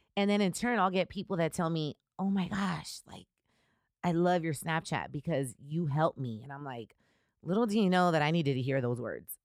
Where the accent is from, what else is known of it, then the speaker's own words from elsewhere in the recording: Riverside, California, United States; also born or lived in Chicago; I'm originally from Riverside, I grew up in Riverside